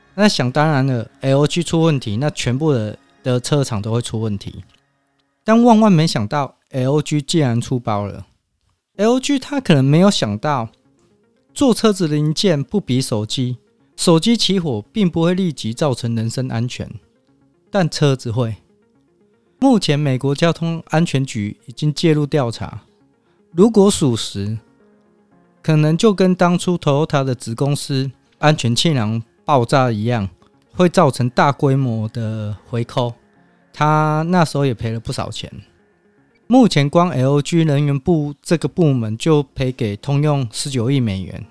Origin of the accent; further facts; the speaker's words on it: Taiwan; 身为台湾人